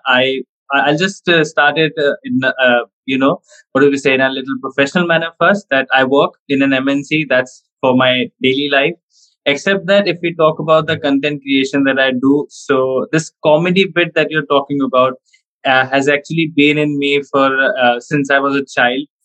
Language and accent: English; India; being Indian, we have to focus on studies more